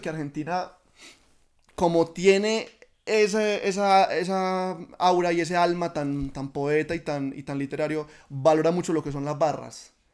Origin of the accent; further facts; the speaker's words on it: Oriente Antioqueño, Antioquia, Colombia; yo amo el lugar de donde soy y quiero representarlo siempre